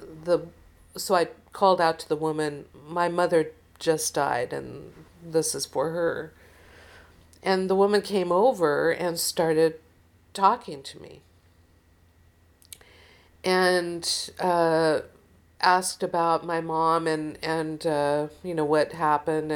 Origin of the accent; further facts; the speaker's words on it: Seattle, Washington, United States; I was from Seattle